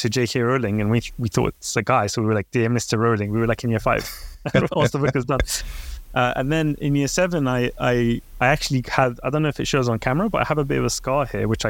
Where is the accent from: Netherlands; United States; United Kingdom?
United Kingdom; London; also born or lived in Baghdad, Iraq; I came to the UK when I was 3 years old